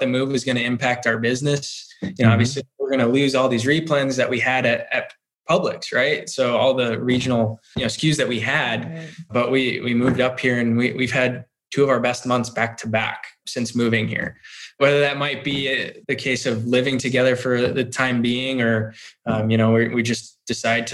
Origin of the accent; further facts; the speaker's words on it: Chicago, Illinois, United States; also born or lived in Florida; now in Westfield, United States; I grew up in Chicago